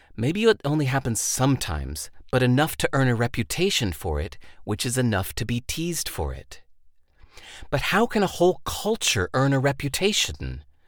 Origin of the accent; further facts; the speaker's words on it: United States; Growing up in America, I didn't know much about other cultures.